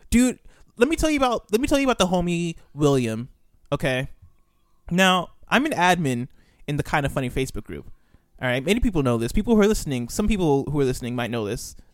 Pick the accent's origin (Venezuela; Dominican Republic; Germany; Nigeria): Nigeria; also born or lived in United States; I was born in America, but then I moved to Nigeria.